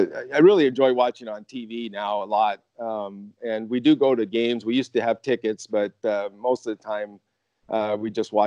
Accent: Anaheim, California, United States; I was born and raised in Anaheim, California, home of Disneyland, the Mighty Ducks, and the Angels. I've been here since the early 60s.

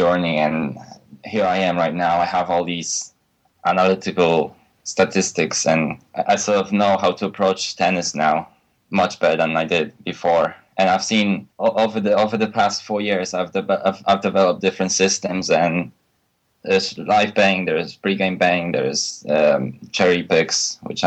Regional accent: Poland; moved away as an adult; now in United Kingdom; I was born in Poland, but I recently moved to UK to study at the university to my college degree

